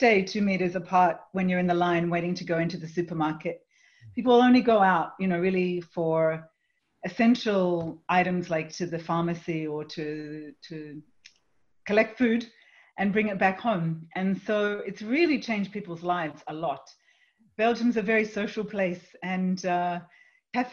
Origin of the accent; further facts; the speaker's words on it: Australia; moved away; also born or lived in Europe; I'm from Australia, and I hear family and friends and colleagues in Australia speaking in very different ways